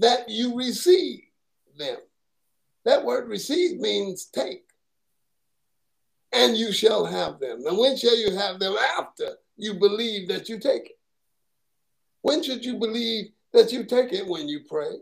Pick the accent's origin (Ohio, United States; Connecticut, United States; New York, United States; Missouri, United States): New York, United States; New York City; now in Southern United States; I'm from Brooklyn, New York